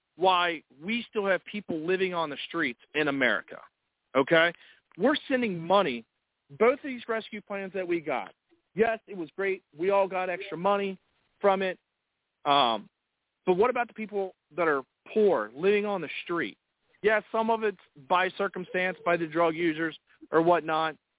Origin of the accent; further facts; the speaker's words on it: United States; us as American people